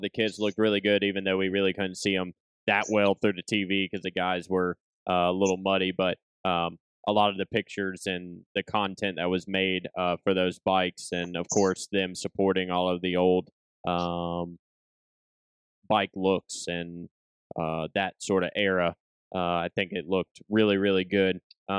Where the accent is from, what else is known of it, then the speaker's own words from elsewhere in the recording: Salem, United States; my hometown in Salem